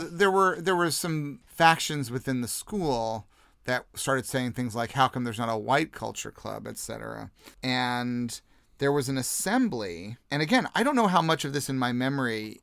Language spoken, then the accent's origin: English; Jefferson City, Missouri, United States; accent: American; moved away as an adult; also born or lived in Liverpool / London; I grew up in Jefferson City, Missouri, which is, uh, the capital of Missouri